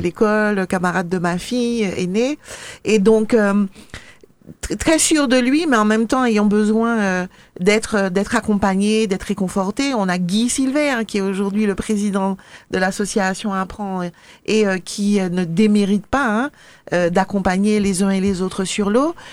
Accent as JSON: {"language": "French", "town": "Le Marin", "country": "Martinique", "tie": "born or raised there", "said": "j'ai été élevée, enfin je suis de la Agnès au Marin"}